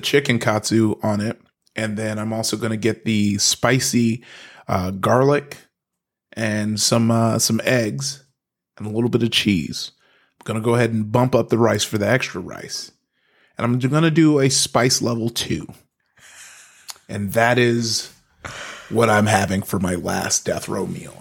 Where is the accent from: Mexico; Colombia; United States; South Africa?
United States; Compton, California; also born or lived in Long Beach, California; I grew up in Compton, uh, went from Compton to, um, to, to Long Beach, Northside Long Beach.